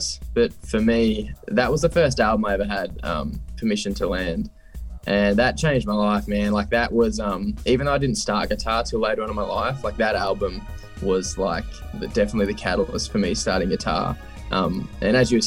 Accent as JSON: {"language": "English", "town": "Scone", "region": "New South Wales", "country": "Australia", "tie": "born or raised there", "said": "I'm originally from a little town called Scone in New South Wales."}